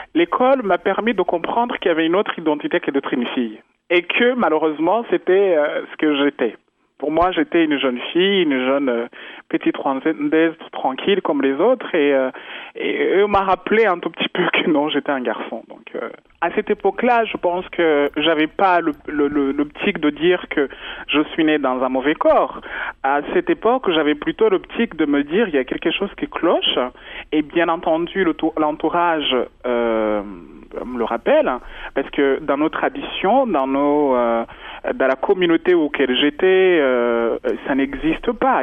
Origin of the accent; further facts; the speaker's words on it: Rwanda; moved away; je suis rwandaise, euh, je suis né au Rwanda, j'adore ma culture